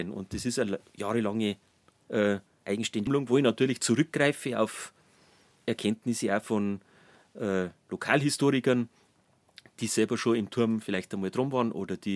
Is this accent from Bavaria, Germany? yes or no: yes; Traunstein, Bavaria, Germany; born there; Genau, ich bin in Traunstein schon geboren